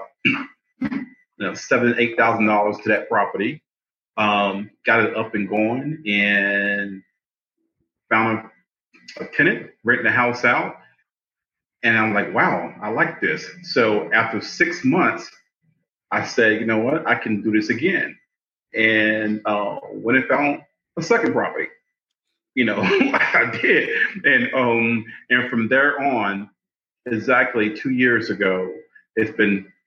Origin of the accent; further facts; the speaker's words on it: Palatka, Florida, United States; now in Albany, United States; I am originally from North Florida, a little town called Palatka